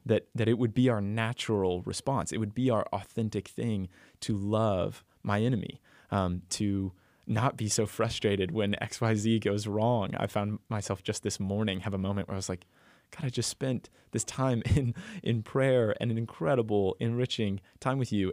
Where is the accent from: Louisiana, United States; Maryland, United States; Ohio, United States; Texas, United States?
Texas, United States; I'm from Texas